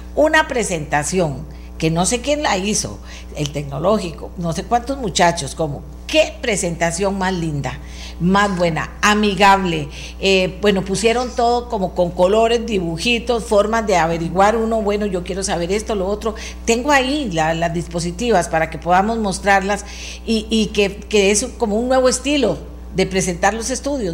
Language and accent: Spanish; Costa Rica; yo como buena costarricense